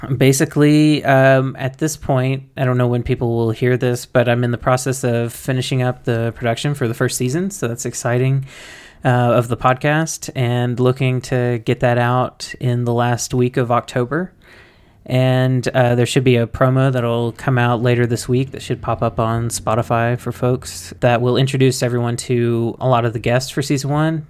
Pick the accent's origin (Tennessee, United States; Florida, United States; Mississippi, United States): Mississippi, United States; I come from Mississippi where you have to keep that stuff under wraps